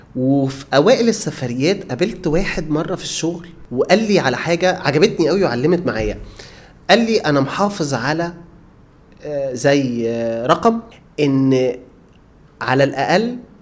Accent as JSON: {"language": "Arabic", "country": "Egypt", "said": "انا مصري"}